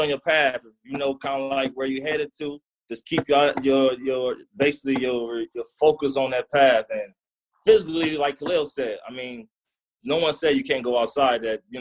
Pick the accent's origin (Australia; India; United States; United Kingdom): United States; Compton, California; I come from Compton